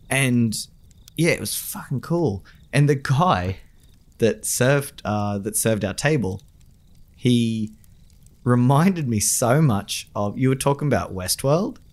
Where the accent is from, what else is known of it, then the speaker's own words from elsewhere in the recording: Australia; my hometown, Sugar Cane